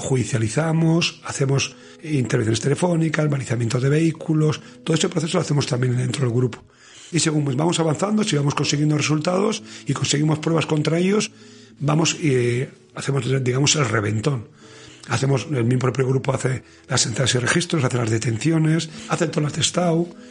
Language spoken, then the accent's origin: Spanish; Basque Country, Spain; en Euskadi